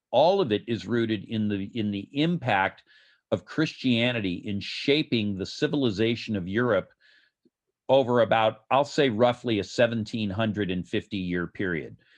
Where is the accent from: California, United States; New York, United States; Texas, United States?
California, United States; Los Angeles; Los Angeles, my hometown